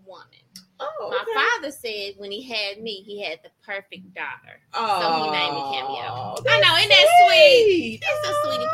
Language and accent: English; Jackson, Tennessee, United States; moved away as an adult; now in Middle Tennessee, United States; I'm originally from Jackson, Tennessee